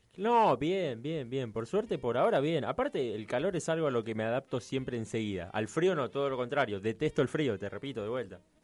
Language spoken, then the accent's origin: Spanish; Río Gallegos, Santa Cruz, Argentina; moved away as an adult; now in Buenos Aires, Argentina; Yo de Río Gallegos, Santa Cruz